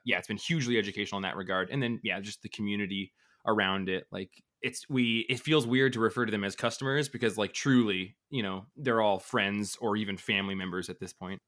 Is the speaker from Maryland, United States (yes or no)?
no; Colville, Washington, United States; now in Bellingham, United States; I'm from a really horrible small t, like, tiny town in northeast Washington